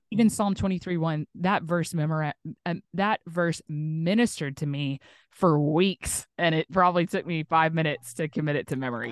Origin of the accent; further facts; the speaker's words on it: Tulsa, Oklahoma, United States; now in Northwest Arkansas, United States; my hometown, which is, like, southern kinda Tulsa, Oklahoma